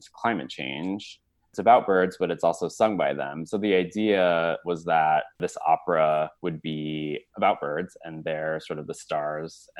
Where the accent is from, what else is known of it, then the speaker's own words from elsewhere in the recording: Colorado, United States; also born or lived in Ann Arbor, Michigan; now in New York, United States; at a young age when I grew up in Colorado noticing a Steller's jay.